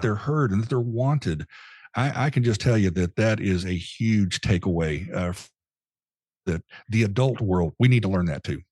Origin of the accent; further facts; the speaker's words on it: Dallas, Texas, United States; moved away as an adult; now in Nashville, United States; my mind always defaults to Dallas Fort Worth. That's where I grew up